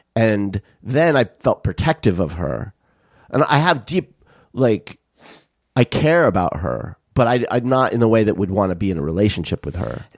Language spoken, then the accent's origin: English; Tucson, Arizona, United States; growing up in Tucson